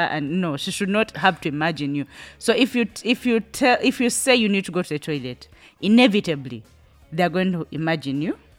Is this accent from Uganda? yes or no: yes; Buganda, Central Region, Uganda; we grew up in Buganda. And let me tell you, I am more Muganda than any Muganda I will ever meet.